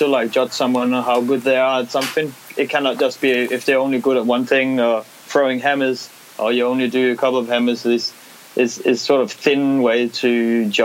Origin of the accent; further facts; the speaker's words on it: Denmark; moved away; I'm from Denmark